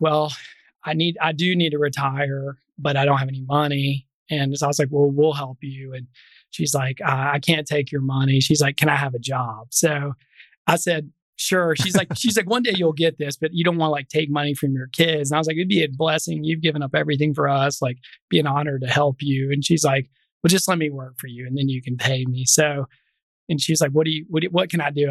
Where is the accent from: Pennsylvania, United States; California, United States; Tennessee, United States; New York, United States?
Tennessee, United States; Memphis; I'm a native of Memphis. I did not grow up on the right side of tracks in Memphis. So I grew up in North Memphis